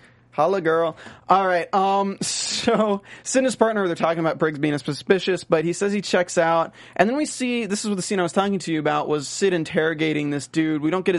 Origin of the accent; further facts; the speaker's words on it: North Carolina, United States; accent: North Carolina; now in Los Angeles, United States; I mean, I can do a real exaggerated accent. Like, this is my accent from North Carolina.